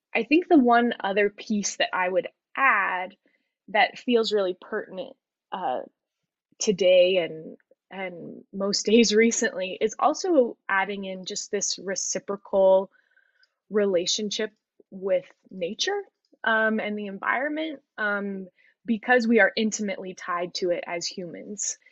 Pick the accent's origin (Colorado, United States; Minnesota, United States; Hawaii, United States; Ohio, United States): Colorado, United States; I am a 30 year old white woman born and raised in Colorado.